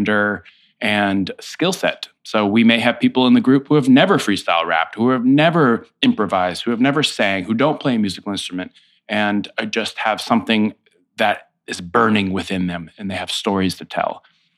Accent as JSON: {"language": "English", "town": "Foxborough", "region": "Massachusetts", "country": "United States", "tie": "born or raised there", "moved": "as an adult", "lives_now": "New York City, United States", "said": "I grew up in Foxborough, Massachusetts"}